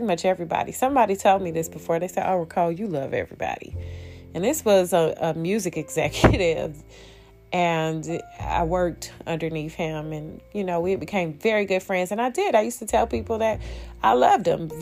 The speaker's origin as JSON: {"language": "English", "town": "Detroit", "region": "Michigan", "country": "United States", "said": "I'm from Detroit"}